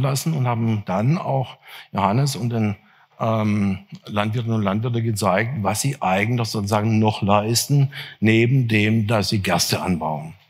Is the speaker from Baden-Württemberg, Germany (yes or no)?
yes; near Freiburg im Breisgau, Baden-Württemberg, Germany; Ich bin auf einem der ersten Biohöfe Deutschlands aufgewachsen, in der Nähe von Freiburg im Breisgau